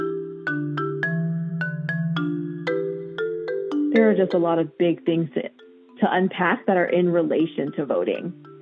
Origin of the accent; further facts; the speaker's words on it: Hawaii, United States; now in Seattle, United States; I grew up in Hawaii